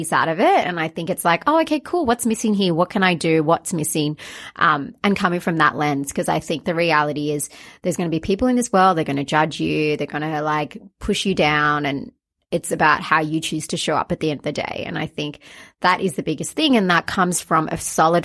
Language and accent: English; Australia; I'm Australian, Sri Lankan.